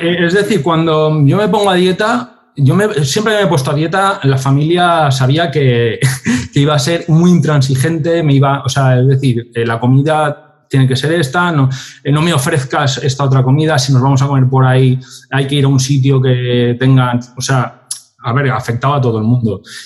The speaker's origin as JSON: {"language": "Spanish", "town": "Valencia", "region": "Valencian Community", "country": "Spain", "said": "somos de Valencia"}